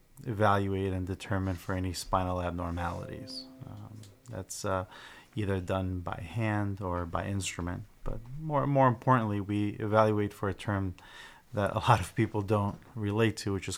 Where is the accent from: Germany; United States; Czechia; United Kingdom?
United States; Sunnyside, Washington; Yeah, I was raised in Sunnyside, so after completing chiropractic school, wanted to come back and open up an office in the area.